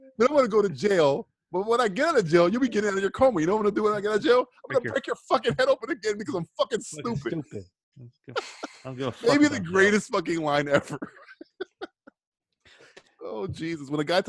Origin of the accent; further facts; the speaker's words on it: United Kingdom; Ring a cardigan because I'm British.